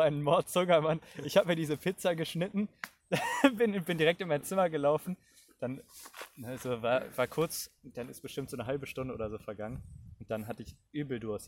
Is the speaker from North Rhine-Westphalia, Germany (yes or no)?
yes; Cologne, North Rhine-Westphalia, Germany; Wir kommen beide auch aus Köln